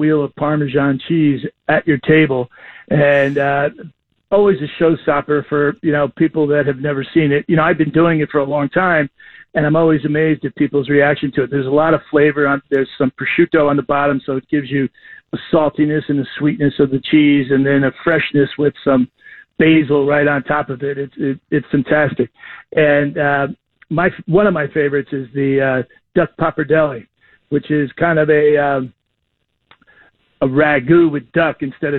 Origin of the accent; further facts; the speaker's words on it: New York, United States; now in Chicago, United States; I'm a New Yorker